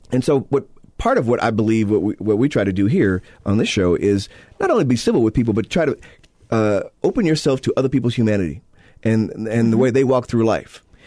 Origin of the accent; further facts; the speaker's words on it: Illinois, United States; now in Utah, United States; my state of Illinois, my home state, uh, my native state of Illinois